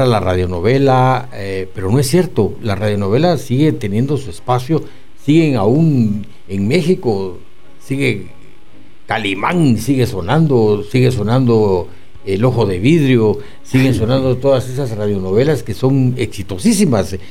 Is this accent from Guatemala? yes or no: yes; Guatemala; nos identifica como guatemaltecos